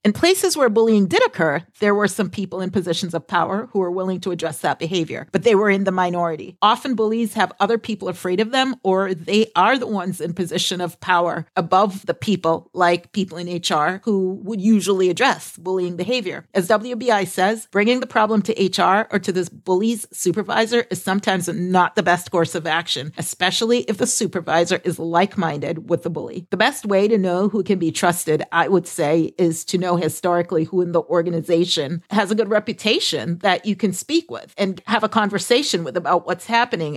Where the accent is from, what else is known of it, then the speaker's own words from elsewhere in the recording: Boston, Massachusetts, United States; I am from the Boston area.